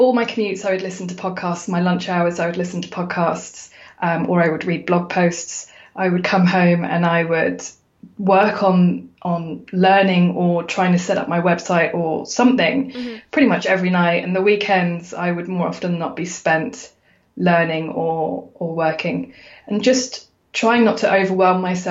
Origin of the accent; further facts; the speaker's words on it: United Kingdom; I'm a Brit, I'm a girl